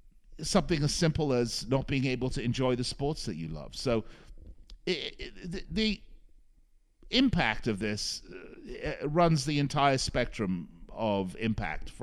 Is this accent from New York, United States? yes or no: no; Las Vegas, Nevada, United States; here in my hometown in Las Vegas